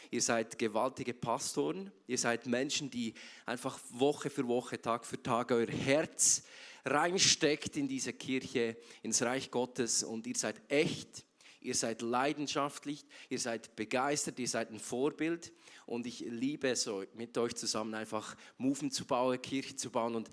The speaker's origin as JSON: {"language": "German", "region": "Zurich", "country": "Switzerland", "said": "Nicht, weil ich so ein krasser Typ bin aus Zürich, sondern weil Gott so mega krass ist."}